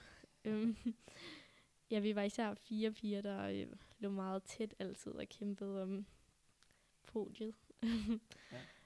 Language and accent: Danish; Denmark; jeg var den første dansker